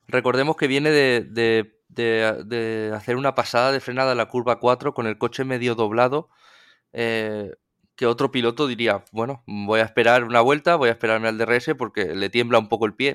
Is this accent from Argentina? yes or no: no; Spain; somos aficionados españoles